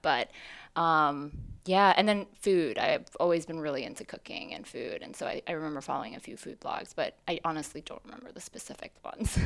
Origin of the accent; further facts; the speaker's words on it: New York City, New York, United States; also born or lived in Hong Kong; I moved to New York City when I was four